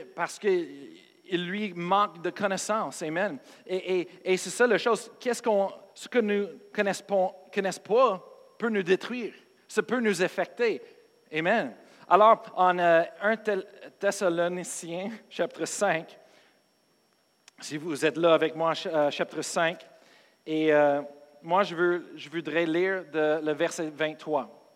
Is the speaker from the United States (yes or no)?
yes; United States; moved away; je suis américain, pas parce que je suis pasteur